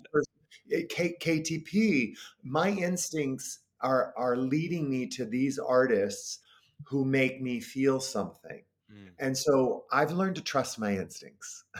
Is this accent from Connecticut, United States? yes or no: no; Paw Paw, Michigan, United States; moved away as an adult; also born or lived in St. Louis, Missouri; I did community theater in my hometown of Pawpaw, Michigan